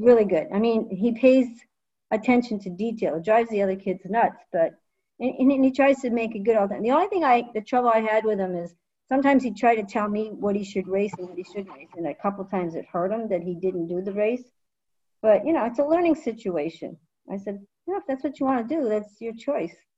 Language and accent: English; Rumford, Maine, United States; my hometown is a Nordic ski town